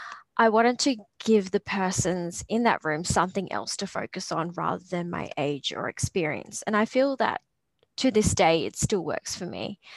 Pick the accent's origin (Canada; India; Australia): Australia; also born or lived in Papua New Guinea; I'm both Australian and Papua New Guinean. I do identify as both, and I love that part of myself.